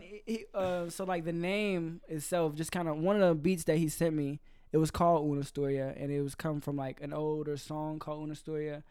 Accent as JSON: {"language": "English", "region": "Georgia", "country": "United States", "tie": "born or raised there", "also_born_or_lived": "Carbondale, Illinois, United States", "moved": "as an adult", "lives_now": "Orlando, United States", "said": "I was born in Illinois, but I lived in Georgia f, between, like, fifth grade all the way up until I graduated"}